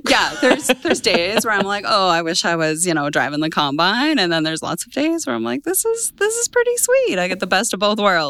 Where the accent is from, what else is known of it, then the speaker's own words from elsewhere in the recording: Brooks, Alberta, Canada; now in Arrowwood, Canada; I'm originally from Brooks, Alberta. Grew up on a family farm there